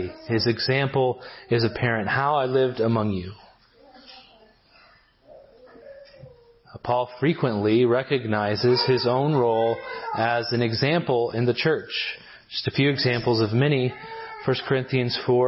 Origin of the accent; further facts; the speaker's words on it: Gallup, New Mexico, United States; moved away; I grew up in Gallup, New Mexico for a while